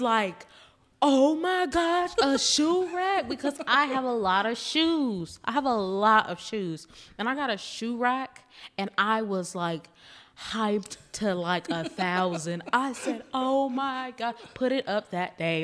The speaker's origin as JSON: {"language": "English", "region": "Louisiana", "country": "United States", "moved": "yes", "lives_now": "Austin, United States", "said": "I'm originally from Louisiana, so we were, you know, pouring crawfish on the tables"}